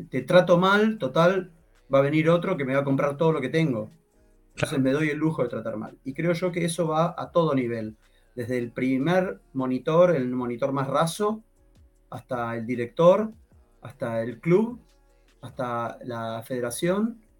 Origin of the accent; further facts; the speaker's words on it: Argentina; No te olvides que soy argentino.